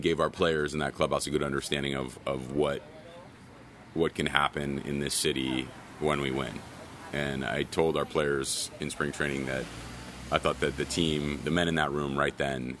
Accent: Southern California, United States; I was from Southern California

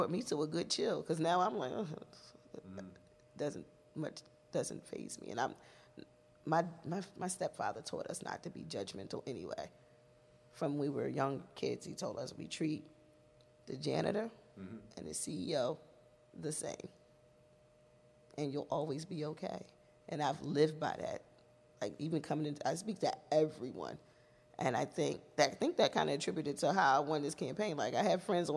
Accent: Philadelphia, Pennsylvania, United States; if you see someone else from Philadelphia, it's always love

